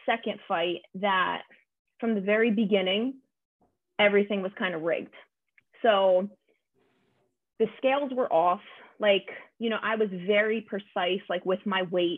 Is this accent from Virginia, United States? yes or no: no; New Jersey, United States; now in California, United States; growing up in New Jersey